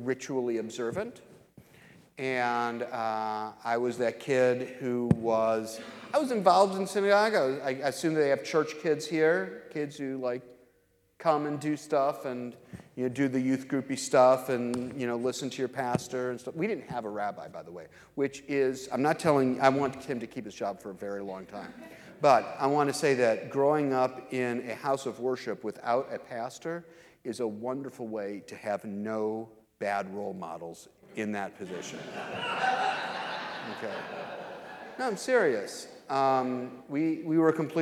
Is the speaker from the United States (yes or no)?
yes; Lansing, Michigan, United States; now in Kansas City, United States; I'm from Lansing, Michigan, originally